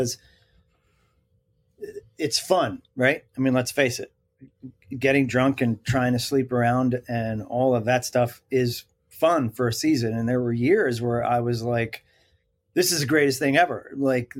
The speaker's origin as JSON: {"language": "English", "area": "Bergen County", "region": "New Jersey", "country": "United States", "tie": "born or raised there", "said": "I'm a Bergen County kid of New Jersey. And so I stared at those twin towers like my whole life"}